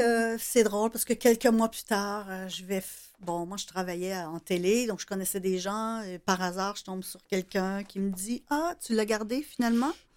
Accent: Salaberry-de-Valleyfield, Quebec, Canada; je viens de Valleyfield. Euh, j'étais au cégep à Valleyfield

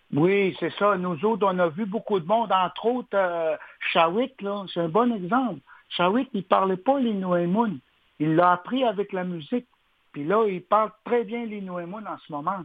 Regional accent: Uashat mak Mani-utenam, Quebec, Canada; nous, on vient de la communauté d'Ouachat-Macmayutenam. Oui. On, on, on, habite la côte nord, puis on, on, est bien chez nous.

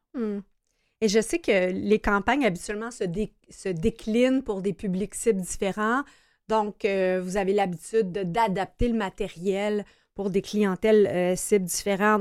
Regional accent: Brossard, Quebec, Canada; je suis citoyenne de Brossard

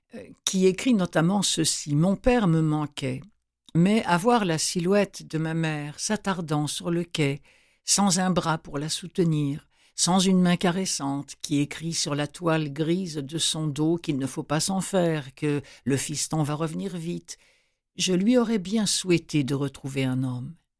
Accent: Rouen, Normandy, France; à Rouen, qui est ma ville natale

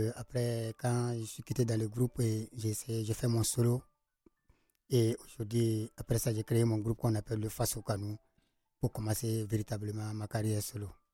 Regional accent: Djibo, Sahel, Burkina Faso; Je viens du Sahel, dans le carrément dans le Sahel, à Djibo

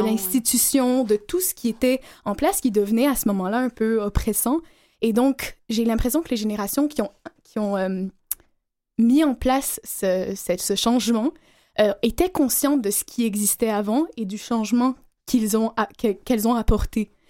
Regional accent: Algeria; moved away; je suis née en Algérie

